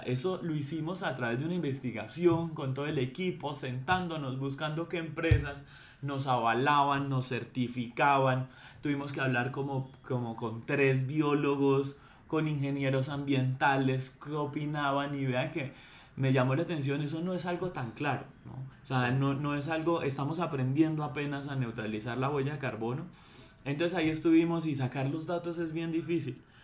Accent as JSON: {"language": "Spanish", "region": "Bogotá", "country": "Colombia", "said": "nosotros como bogotanos"}